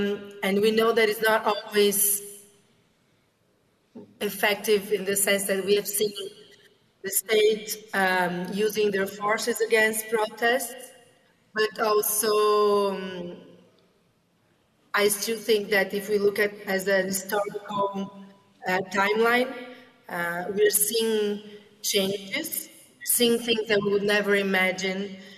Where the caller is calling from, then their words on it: Brazil; I'm speaking from Brazil. It's 7 a.m. here, so good morning.